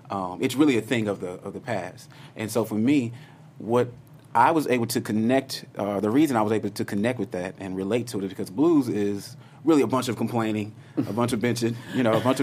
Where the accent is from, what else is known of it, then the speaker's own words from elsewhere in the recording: Houston, Texas, United States; I come from Houston, Texas, just by the way, born and raised